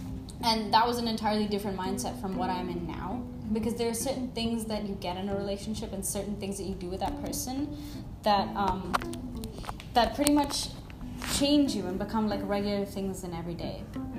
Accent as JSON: {"language": "English", "country": "India", "said": "Even though I am an Indian, I've lived in India, and I understand how prominent and real it is here."}